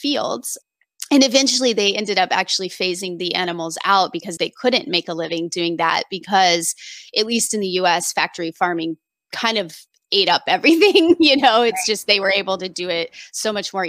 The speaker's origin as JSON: {"language": "English", "region": "Indiana", "country": "United States", "tie": "born or raised there", "said": "I grew up in Indiana, way out in the country, teeny tiny small town"}